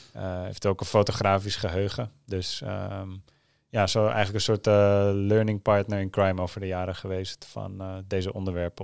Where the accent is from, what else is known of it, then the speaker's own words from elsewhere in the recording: Netherlands; ik ben een half Nederlands